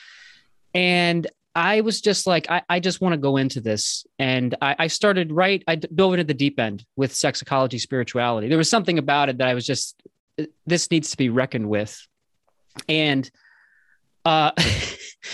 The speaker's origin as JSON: {"language": "English", "region": "New Jersey", "country": "United States", "tie": "born or raised there", "moved": "as an adult", "lives_now": "Boston, United States", "said": "I grew up in New Jersey"}